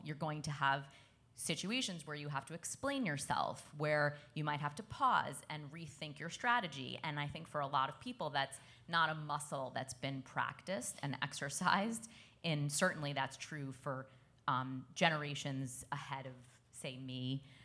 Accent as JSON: {"language": "English", "town": "New York City", "region": "New York", "country": "United States", "tie": "born or raised there", "said": "I grew up in Brooklyn, which is melting pot of the world"}